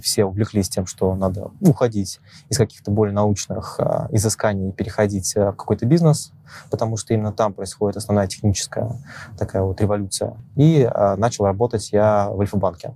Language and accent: Russian; Moscow Oblast, Russia; Родился я в Подмосковье.